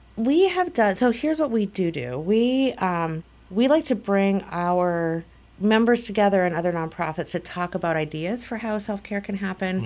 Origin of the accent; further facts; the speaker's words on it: Minnesota, United States; moved away as an adult; also born or lived in Ohio; I was maybe twenty when I left Minnesota